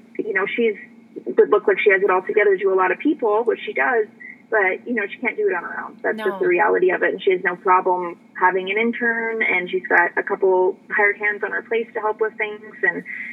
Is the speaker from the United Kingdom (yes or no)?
no; Canada; moved away as an adult; also born or lived in Texas / Arizona; now in United States; growing up in Canada